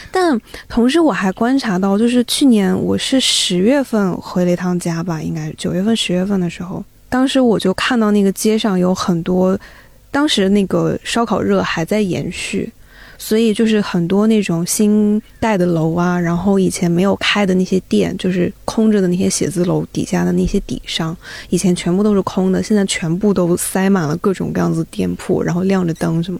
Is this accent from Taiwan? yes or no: no; Zibo, Shandong, China; moved away as an adult; 我自博人